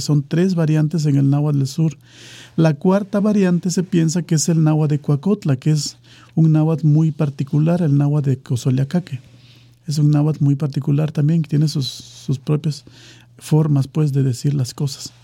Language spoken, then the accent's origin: Spanish; Pajapan, Veracruz, Mexico; el municipio de Pajapan, que es de donde yo soy